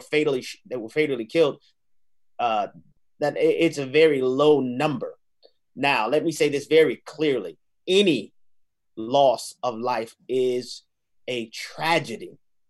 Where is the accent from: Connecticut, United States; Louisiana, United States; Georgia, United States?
Louisiana, United States; New Orleans; I grew up in the hood in New Orleans. I grew up born and raised in New Orleans, Louisiana.